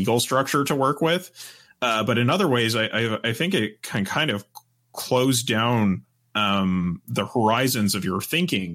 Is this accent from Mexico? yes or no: no; Canada; for me as a Canadian coming